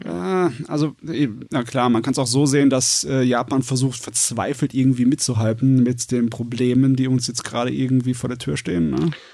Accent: Germany; bei uns in Deutschland

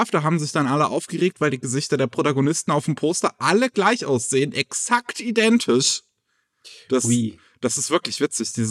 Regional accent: Japan; Ähm, mein Heimatland Japan, das waren ja, ein bisschen, bisschen, bisschen patriotischer Film, wie man am Titel vielleicht merkt.

